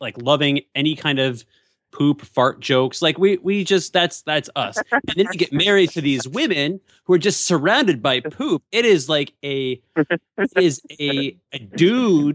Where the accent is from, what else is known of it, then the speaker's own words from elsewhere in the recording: Canada; I'm Canadian too